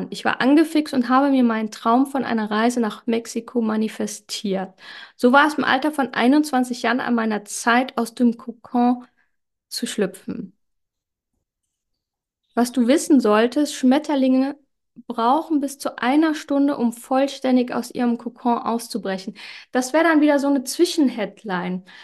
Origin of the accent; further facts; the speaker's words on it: Germany; Ja, geboren bin ich in Deutschland, aufgewachsen in einer italienischen Großfamilie in einem 5000 Einwohner Dorf.